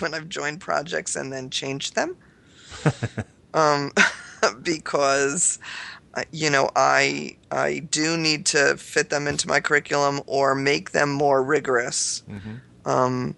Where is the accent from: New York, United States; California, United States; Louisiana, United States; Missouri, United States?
New York, United States; I'm a New Yorker.